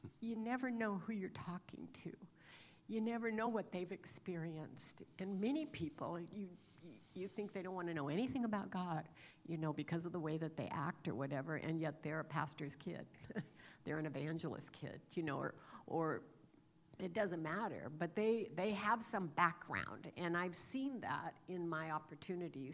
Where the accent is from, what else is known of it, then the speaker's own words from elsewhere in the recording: California, United States; moved away; I recently had the opportunity to visit my hometown in California that I grew up in. I hadn't been back there for over 50 years